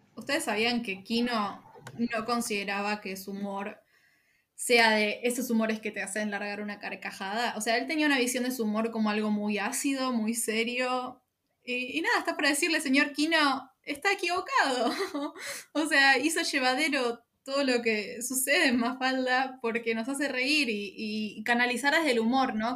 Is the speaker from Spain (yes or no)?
no; Argentina; Mi país, mi país